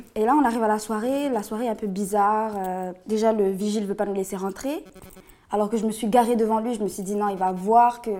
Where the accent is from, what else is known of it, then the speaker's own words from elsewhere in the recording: Réunion; now in Bordeaux, France; je viens de La Réunion